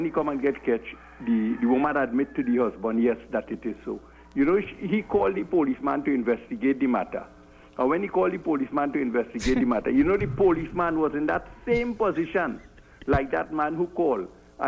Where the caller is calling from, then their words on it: Bukavu, South Kivu, DR Congo; I'm calling from Bukavu.